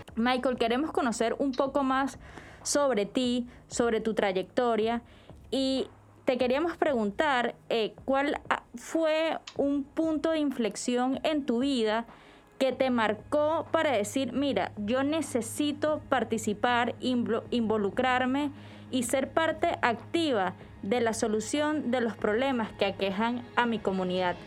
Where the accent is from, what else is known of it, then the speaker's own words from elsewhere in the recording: Barinas, Venezuela; yo soy de Barinas, también de, de los llanos del país